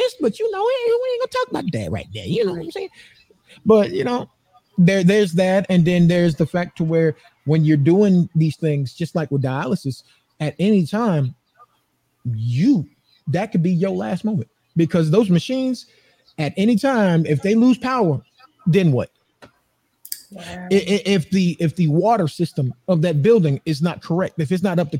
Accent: Atlanta, Georgia, United States; now in Phoenix, United States; I'm from Atlanta, Georgia

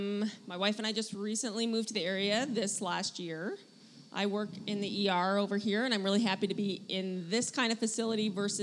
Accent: Colorado, United States; moved away as an adult; now in Spokane, United States; I'm originally from Colorado, and we kind of both are originally from Colorado. And we found our way out here

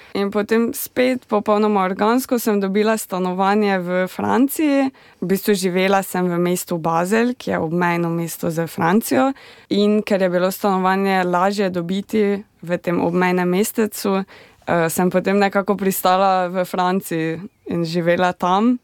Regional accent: Slovenia; moved away as an adult; now in Lahti, Finland; sem doma eh, iz Slovenije in živim na Finskem

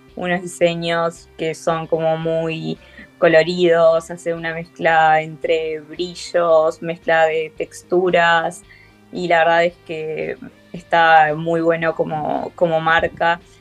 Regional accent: Uruguay; soy uruguaya, soy uruguaya

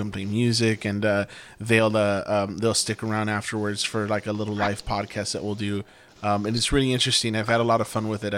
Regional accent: Laredo, Texas, United States; I'll say Laredo

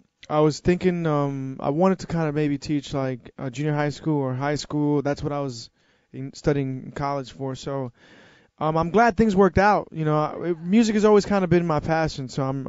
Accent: New York, United States; I was born and raised in New York, and my parents are from Dominican Republic. So I would always go to Dominican Republic every summer

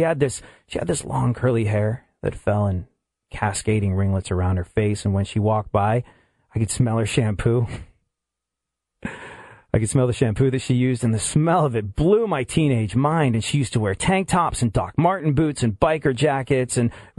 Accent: England, United Kingdom; And I remember being a kid growing up in England and realizing for the first time that maybe things were a little different.

